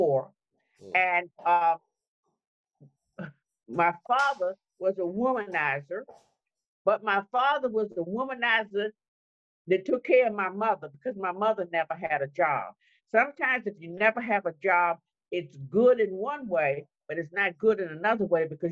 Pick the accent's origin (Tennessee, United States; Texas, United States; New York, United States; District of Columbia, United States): District of Columbia, United States; Washington; I'm one of the old people that were actually born and raised in Washington, D.C.